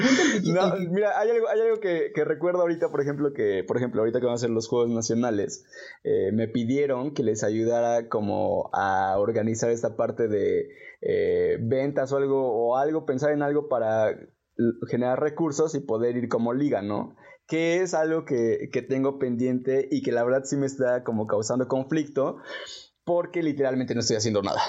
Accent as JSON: {"language": "Spanish", "country": "Mexico", "said": "así somos los mexicanos"}